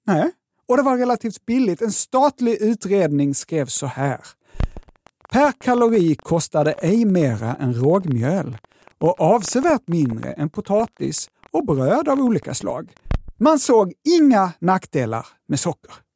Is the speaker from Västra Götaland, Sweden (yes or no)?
no; Lund, Skåne, Sweden; accent: Scanian; jag är ju från Lund